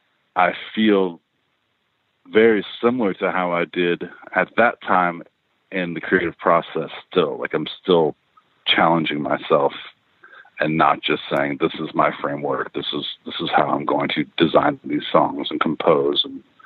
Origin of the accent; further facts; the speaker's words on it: Lexington, Kentucky, United States; I was born in Lexington, Kentucky, and then raised. So age 4 to 18 till out of high school, I was there, and it's very rural, you know.